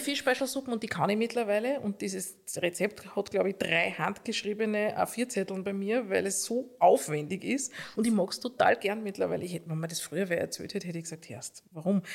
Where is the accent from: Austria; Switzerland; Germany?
Austria; Upper Austria; now in Vienna, Austria; als Oberösterreicherin